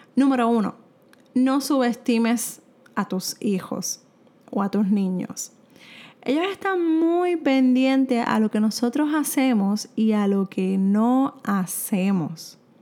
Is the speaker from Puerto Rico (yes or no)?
yes; Puerto Rico; soy de Puerto Rico